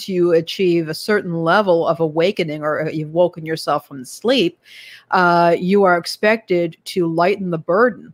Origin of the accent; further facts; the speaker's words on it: Chicago, Illinois, United States; I'm from Chicago.